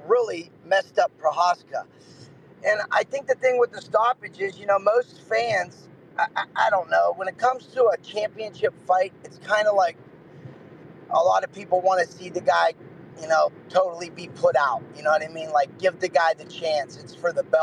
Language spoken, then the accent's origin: English; Ohio, United States; I'm from Ohio